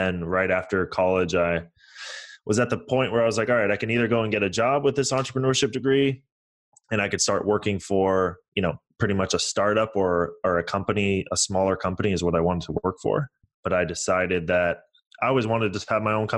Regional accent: San Francisco Bay Area, California, United States; also born or lived in Toronto, Canada; I was born in Toronto, Canada. I moved to the United States in 2000. I moved to San Francisco.

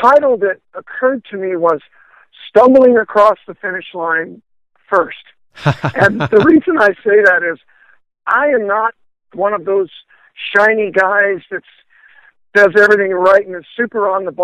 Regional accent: Florida, United States; I was from Florida

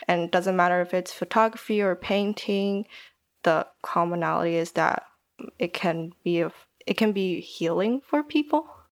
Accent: Taiwan; moved away as an adult; also born or lived in Germany; now in United Kingdom; I'm Taiwanese. Um, I grew up in Taiwan most of my life, but studied in Germany for a bit and then came to the U K for uni

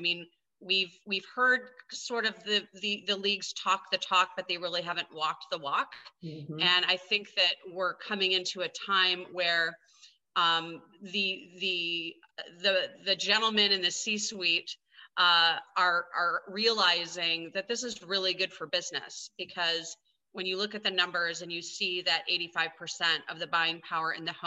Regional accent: Grand Rapids, Michigan, United States; now in Los Angeles, United States; I was born and raised in Grand Rapids, Michigan

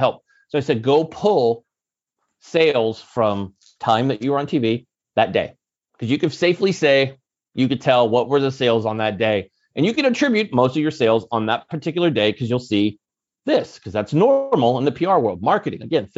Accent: Silicon Valley, California, United States; And I'm always big, but I come from the Silicon Valley.

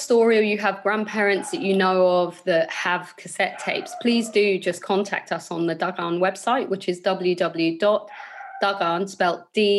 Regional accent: London, United Kingdom; for me, I feel very British. I grew up in London. I feel actually a Londoner first more than anything else. And then I'm British Somali, you know.

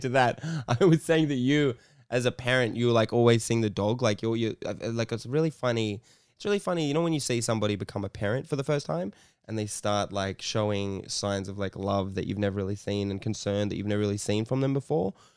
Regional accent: Sydney, New South Wales, Australia; I grew up in Bondi

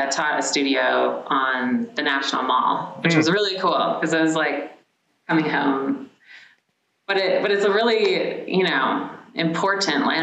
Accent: Maryland side of DC, United States; moved away as an adult; also born or lived in Los Angeles; I grew up on the Maryland side of DC.

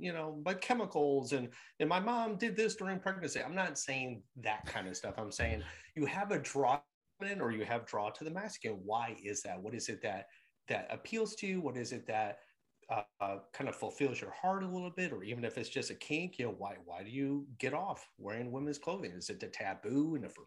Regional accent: Michigan, United States; born or raised there; moved away as an adult; also born or lived in New York City

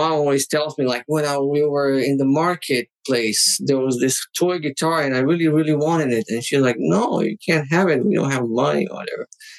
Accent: Targoviste, Dâmbovița County, Romania; English is a second language; now in China; There's this little town called Tugovice, associated with Dracula.

